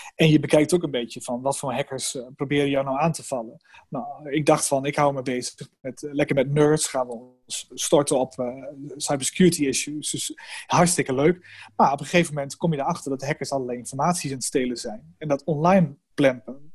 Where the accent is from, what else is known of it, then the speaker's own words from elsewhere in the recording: Netherlands; wij als Nederlanders